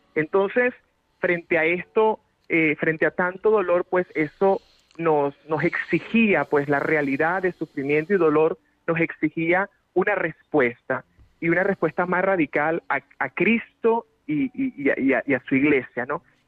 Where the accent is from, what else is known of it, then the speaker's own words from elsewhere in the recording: Venezuela; moved away as an adult; now in Madrid, Spain; los pobres, los empobrecidos en mi país han sido mis maestros